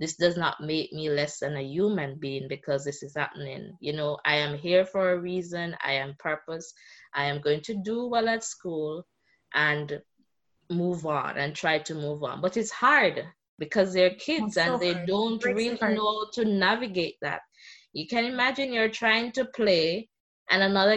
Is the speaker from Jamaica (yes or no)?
yes; Jamaica; I am from Jamaica